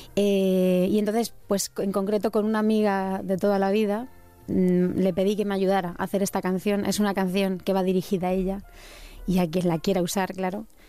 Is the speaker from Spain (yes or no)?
yes; Sierra del Segura, Albacete, Castilla-La Mancha, Spain; Yo soy de la Sierra del Segura, de Albacete